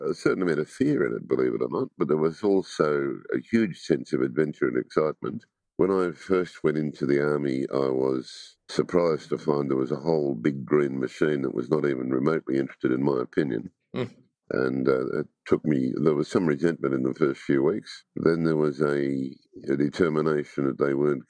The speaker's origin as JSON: {"language": "English", "town": "Longwarry", "region": "Victoria", "country": "Australia", "tie": "born or raised there", "said": "I grew up on a dairy farm at Longwarri, about 60k east of Melbourne."}